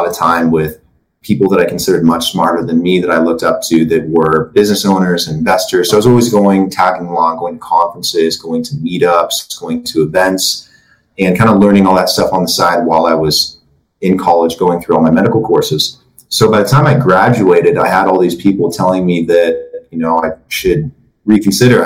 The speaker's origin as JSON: {"language": "English", "region": "Oregon", "country": "United States", "tie": "born or raised there", "said": "Andrew and I grew up together in Oregon."}